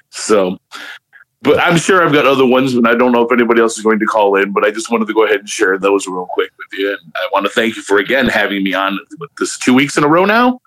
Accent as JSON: {"language": "English", "town": "Hammond", "region": "Indiana", "country": "United States", "tie": "born or raised there", "also_born_or_lived": "Chicago", "said": "I grew up in the shadow of Chicago. I grew up on the south side, you know, and back in the eighties and, you know, grew up in Hammond and all this areas around there"}